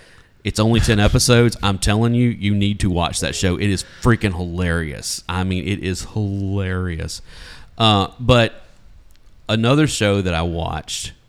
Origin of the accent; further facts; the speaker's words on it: United States; But we're American